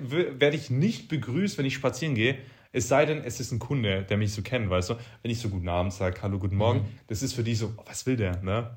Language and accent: German; Böbingen, Baden-Württemberg, Germany; in Böbingen, da wo ich herkomme